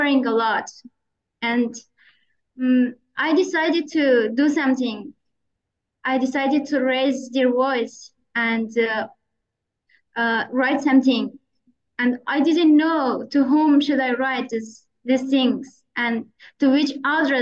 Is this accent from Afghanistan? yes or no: yes; Afghanistan; moved away as an adult; also born or lived in Kabul / Bangladesh; I was born and raised in Afghanistan